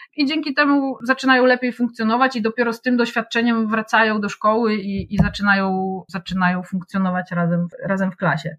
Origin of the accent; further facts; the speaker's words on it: Wrocław, Lower Silesian Voivodeship, Poland; also born or lived in Kłodzko Valley; Urodziłam się we Wrocławiu, ale od kilku lat konsekwentnie próbuję przenieść całe swoje życie y, w góry, w Kotlinę Kłodzką.